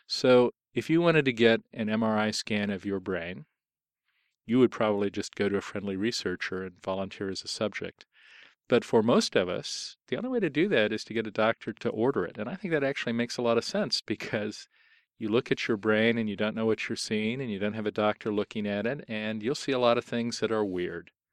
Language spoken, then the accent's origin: English; Columbus, Ohio, United States; moved away; I was born on June twenty-fifth, nineteen fifty-two in Columbus, Ohio